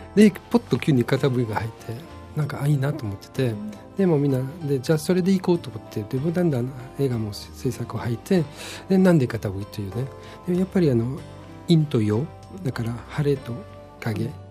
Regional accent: Switzerland; Japanese is a second language; moved away as an adult; now in Okinawa, Japan; 私のふるさともスイスの中で結構離れてるところである

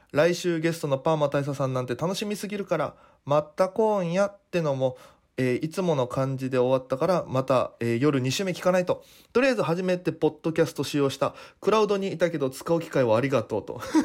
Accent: Naha, Okinawa, Japan; born or raised there; moved away as an adult; now in Tokyo, Japan

